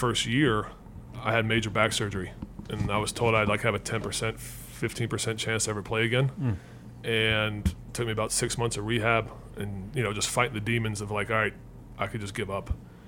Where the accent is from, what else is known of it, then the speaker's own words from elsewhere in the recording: Alabama, United States; I'm from Alabama, just like these guys are from the South too.